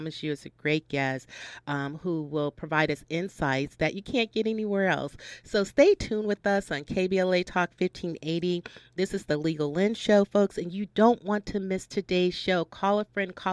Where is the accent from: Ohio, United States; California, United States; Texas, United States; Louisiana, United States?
California, United States; Compton; I'm from Compton as well